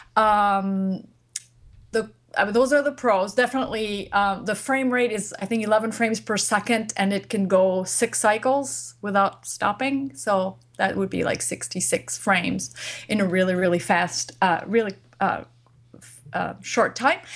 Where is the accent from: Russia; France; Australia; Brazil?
France; moved away; I come from France